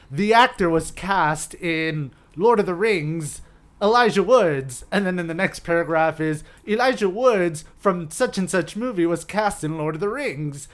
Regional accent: Hialeah, Florida, United States; I grew up in Hialeah in an apartment complex

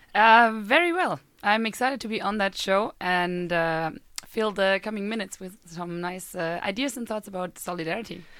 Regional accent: Germany; moved away as an adult; now in Sweden; I am a German uh, student

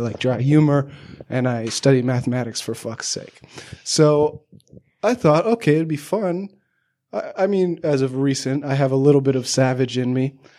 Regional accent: Southern California, United States; I grew up in Southern

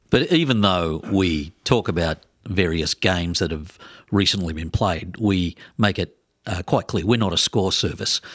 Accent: Australia; moved away as an adult; also born or lived in Twin Cities, Minnesota; now in Minneapolis-Saint Paul, United States; I'm from Australia

